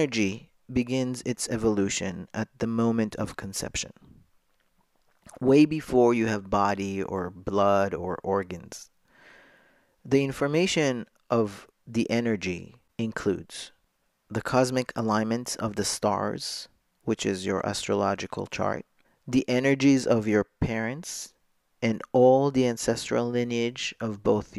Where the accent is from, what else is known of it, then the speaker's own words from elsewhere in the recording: Jerusalem, Jerusalem District, Israel; moved away as an adult; now in New York, United States; I was born a girl in Jerusalem to a traditional Moroccan Jewish family. I went to a religious school.